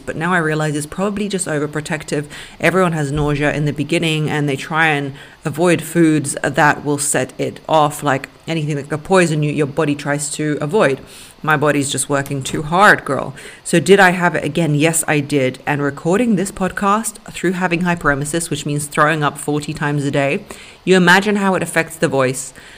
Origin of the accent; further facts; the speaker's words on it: London, United Kingdom; English is a second language; also born or lived in Russia; At seven years old until 14, I moved to London